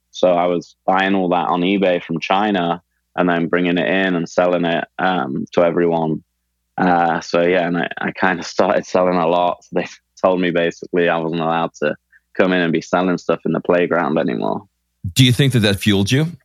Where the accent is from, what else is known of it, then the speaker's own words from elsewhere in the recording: Leicester, East Midlands, United Kingdom; when I say oh, I'm from England, they go, oh, wow, London, London's great. It'd be cool to live there. But that's like saying, oh, I'm from America. I live in New York, right? It's not always the same in different parts of England. So Leicester was a, a smaller city